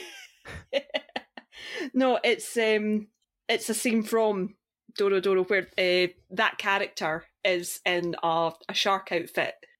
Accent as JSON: {"language": "English", "region": "Scotland", "country": "United Kingdom", "said": "I'm Scottish"}